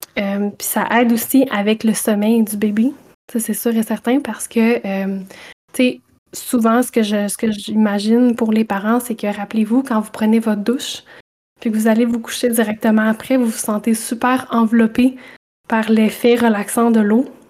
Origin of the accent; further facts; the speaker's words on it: Saint-Boniface, Quebec, Canada; je suis une petite bonifacienne, donc je viens de Saint-Boniface en Mauricie